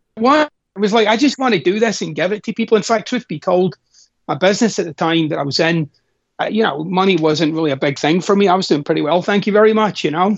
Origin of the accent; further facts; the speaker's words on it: Glasgow, Scotland, United Kingdom; I'm Scottish, of course, and I'm I'm from Glasgow, Scotland